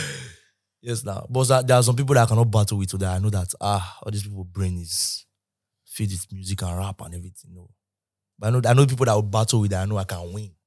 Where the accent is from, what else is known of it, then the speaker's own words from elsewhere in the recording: Benin City, Edo, Nigeria; moved away as an adult; now in Lagos, Nigeria; I grew up in Benin